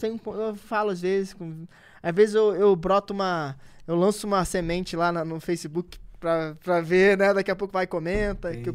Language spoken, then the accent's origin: Portuguese; Rio de Janeiro, Brazil; eu sou nascido e criado na Cidade de Deus